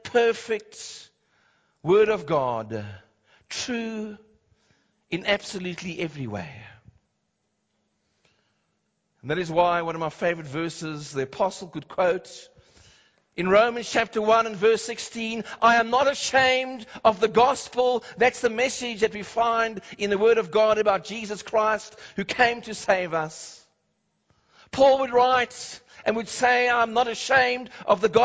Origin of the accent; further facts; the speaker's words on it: Cape Town, Western Cape, South Africa; I remember growing up in Cape Town